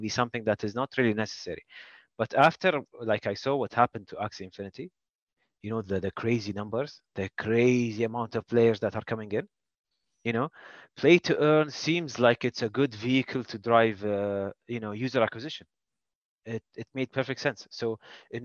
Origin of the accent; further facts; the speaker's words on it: Kuwait; I'm from Kuwait